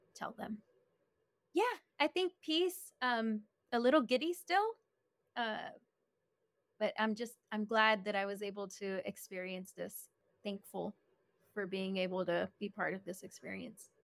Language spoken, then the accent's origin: English; Del Rio, Texas, United States; I'm from Del Rio, Texas.